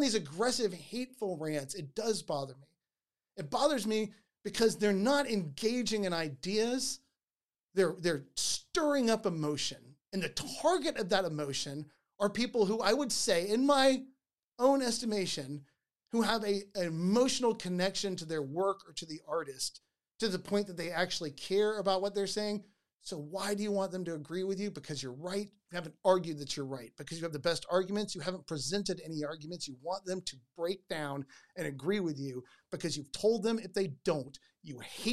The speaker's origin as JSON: {"language": "English", "country": "United States", "said": "I'm an American"}